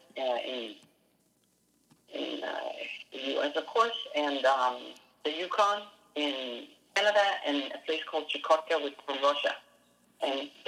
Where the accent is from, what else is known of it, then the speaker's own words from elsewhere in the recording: Denmark; now in United States; I did grow up in Denmark